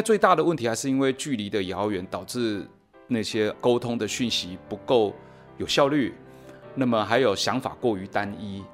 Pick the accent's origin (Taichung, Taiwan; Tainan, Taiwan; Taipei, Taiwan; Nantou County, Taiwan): Nantou County, Taiwan; rural Nantou; 我从小就在这种南投的乡下长大